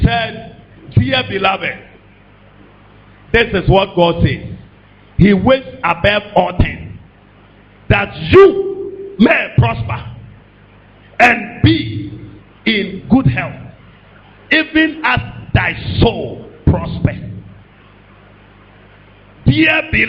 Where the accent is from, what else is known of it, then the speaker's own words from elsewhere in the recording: Ghana; I stopped being a Ghanaian